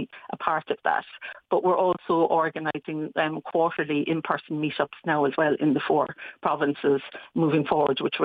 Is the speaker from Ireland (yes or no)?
yes; Cork, Munster, Ireland; I'm from Cork